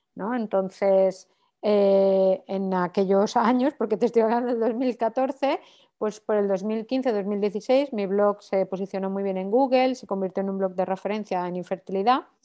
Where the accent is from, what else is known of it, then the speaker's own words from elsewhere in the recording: Valencia, Valencian Community, Spain; moved away as an adult; now in Barcelona, Spain; soy de Valencia, pero hace 14 años que vivo en Barcelona